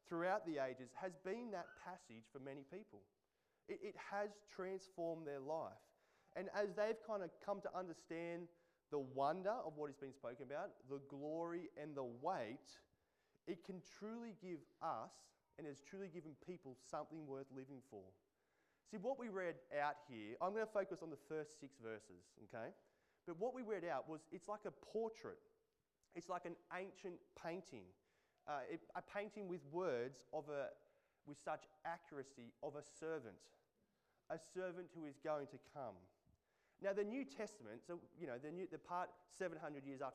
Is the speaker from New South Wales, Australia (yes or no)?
yes; Central Coast, New South Wales, Australia; I grew up on the Central Coast